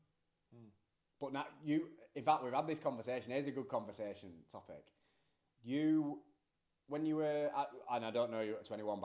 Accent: United Kingdom; We're only British people that had been there for...

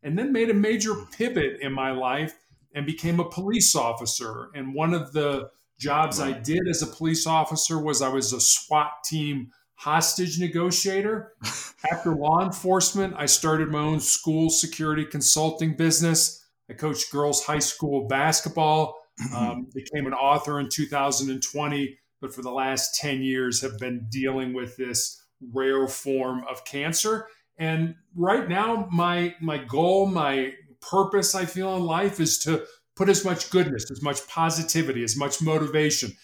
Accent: Chicago, Illinois, United States; I was born and raised in Chicago, the third largest city in the United States.

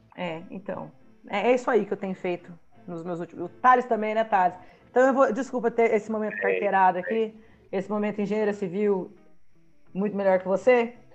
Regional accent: Taubaté, São Paulo, Brazil; eu sou de Taubaté

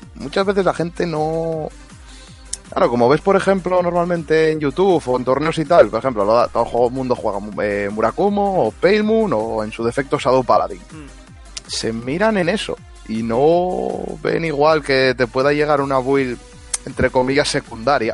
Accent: Spain; los españoles somos como somos

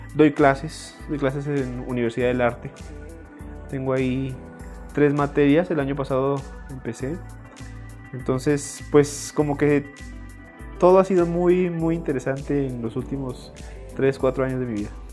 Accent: Chihuahua, Mexico; moved away as an adult; also born or lived in Puebla; now in San Andrés Cholula, Mexico; soy de Chihuahua

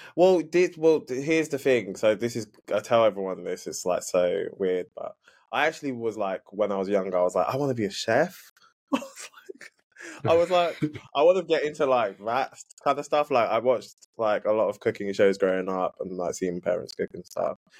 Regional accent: London, United Kingdom; I am yeah from the UK, London, born born and raised East London

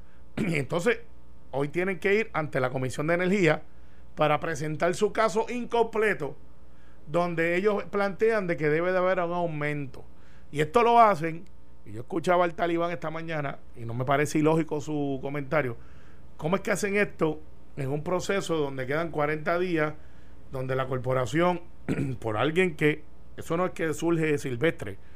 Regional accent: Puerto Rico; como buen puertorriqueño

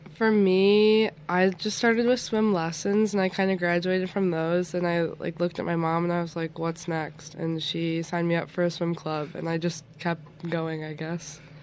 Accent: Niagara Falls, New York, United States; I'm originally from Niagara Falls

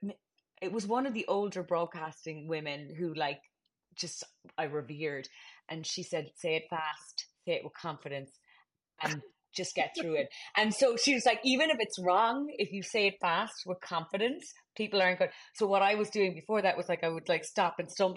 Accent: Cork, Munster, Ireland; moved away as an adult; also born or lived in Dublin, Ireland; now in United States; We always had the Examiner in our house because we're from Cork

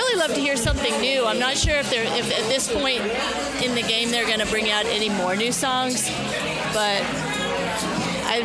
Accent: Austin, Texas, United States

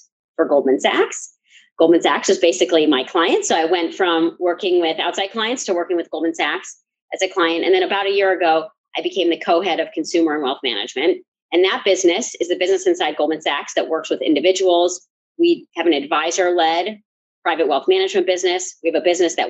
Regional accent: Chicago, Illinois, United States; moved away as an adult; also born or lived in New York / San Francisco; I grew up in the suburbs of Chicago.

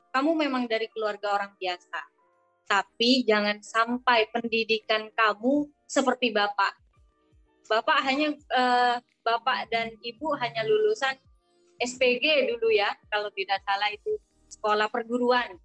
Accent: Madura, East Java, Indonesia; ini sebenarnya hanya saya yang berasal dari Madura

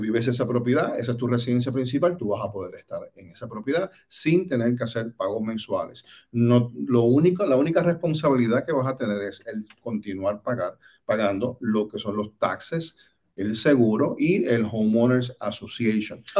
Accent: Puerto Rico; moved away as an adult; now in Orlando, United States; desde posiciones muy humildes en Puerto Rico, pues soy puertorriqueña.

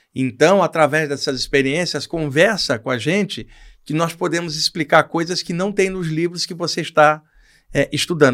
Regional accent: Rio de Janeiro, Brazil; no Rio de Janeiro, onde eu cresci

